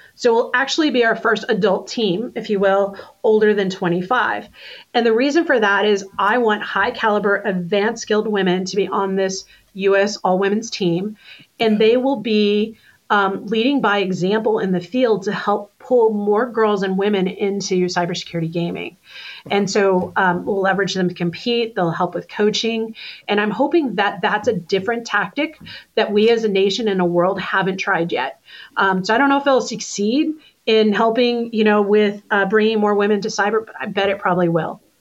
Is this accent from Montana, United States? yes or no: no; Texas, United States; Being a Texan